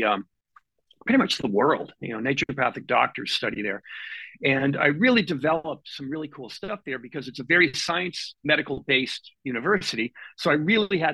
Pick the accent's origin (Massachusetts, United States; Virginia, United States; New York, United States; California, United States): Massachusetts, United States; Boston; now in Seattle, United States; I come from Boston originally, and I come from an Italian family